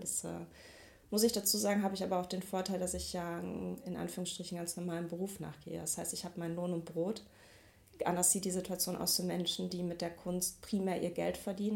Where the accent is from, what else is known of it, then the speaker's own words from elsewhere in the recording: Mülheim an der Ruhr, North Rhine-Westphalia, Germany; moved away as an adult; now in Duisburg, Germany; Ich komme eigentlich aus Mülheim an der Ruhr